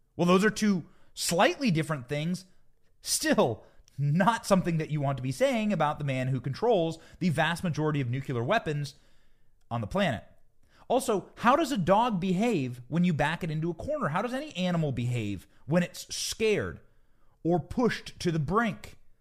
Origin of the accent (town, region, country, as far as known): United States